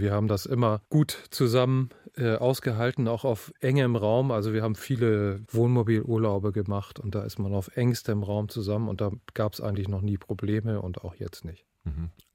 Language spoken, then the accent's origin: German; Northern Germany, Germany; also born or lived in Bayreuth; Ich komme nun mal aus dem Norden und habe sicherlich auch ganz große Teile dieser Mentalität geerbt und gelernt und erlernt